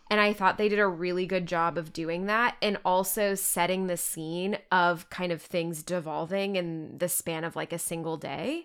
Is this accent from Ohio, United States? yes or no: no; Texas, United States; I'm from Texas